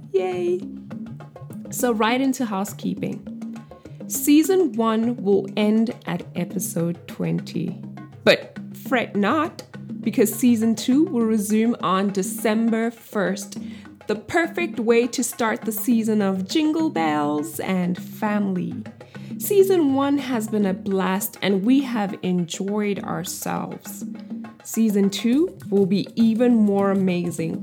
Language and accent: English; South Africa; moved away as an adult; I have spent the first two decades of my life in the country. I am still South African